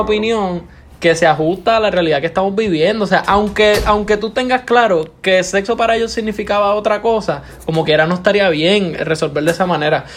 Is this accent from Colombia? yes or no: no; Morovis, Puerto Rico; moved away as an adult; now in Ponce, Puerto Rico; soy de Morovi